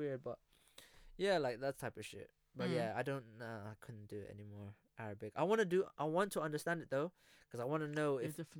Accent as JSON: {"language": "English", "country": "Philippines", "first_language": "Filipino", "second_language": "English", "said": "my first language was Filipino, obviously."}